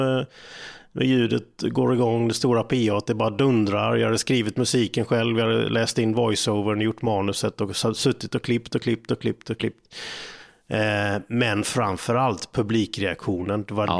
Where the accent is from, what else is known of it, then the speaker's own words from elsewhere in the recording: Falkenberg, Halland County, Sweden; Det är ju min hemstad.